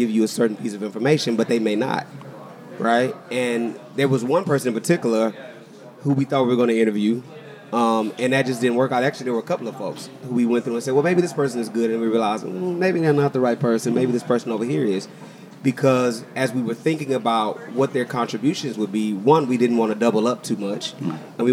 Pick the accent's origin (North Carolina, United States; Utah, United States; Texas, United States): Texas, United States; I'm from Texas and have always celebrated Juneteenth